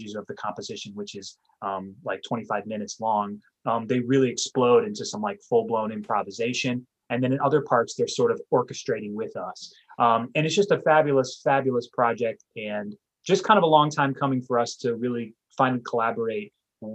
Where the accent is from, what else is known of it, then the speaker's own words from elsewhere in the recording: New Orleans, Louisiana, United States; moved away; I am originally from New Orleans